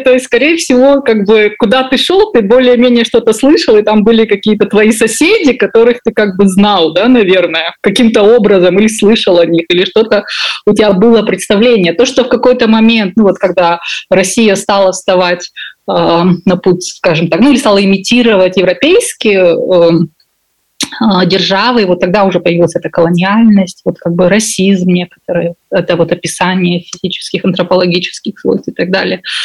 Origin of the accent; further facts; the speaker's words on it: Kazakhstan; я выросла в Казахстане